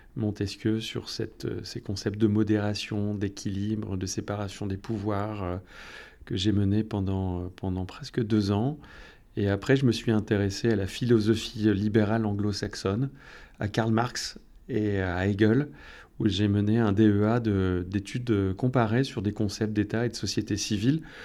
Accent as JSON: {"language": "French", "town": "Gouesnou", "region": "Brittany", "country": "France", "tie": "born or raised there", "said": "je suis né à Guinou pratiquement, puisque je suis arrivé en 1971, donc j'avais un an. Bah, j'ai toujours été à Guinou"}